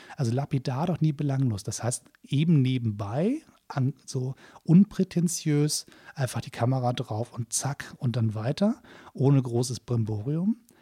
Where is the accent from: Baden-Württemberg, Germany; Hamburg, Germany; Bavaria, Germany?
Hamburg, Germany; Hamburger versucht Kölsch zu sprechen